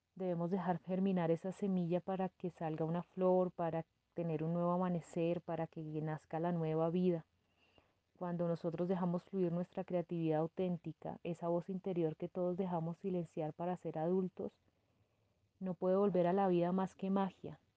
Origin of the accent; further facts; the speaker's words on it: Bojacá, Cundinamarca, Colombia; moved away as an adult; also born or lived in Madrid, Cundinamarca / Bogotá / Hamburg, Germany; Soy nacida en Madrid, Cundinamarca, en el año 1985. Mi infancia transcurrió en un municipio cercano a Bogotá que se llama Oaxaca.